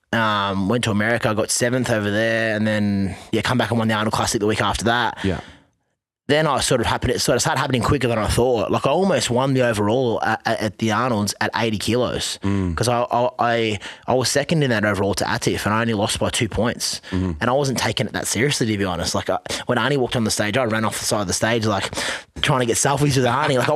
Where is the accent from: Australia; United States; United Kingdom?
Australia; Melbourne, Victoria; I'm from, i from, I'm from Melbourne.